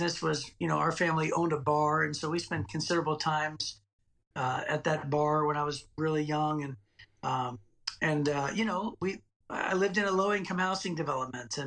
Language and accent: English; Youngstown, Ohio, United States; now in Clinton Township, Michigan, United States; I grew up in Youngstown, Ohio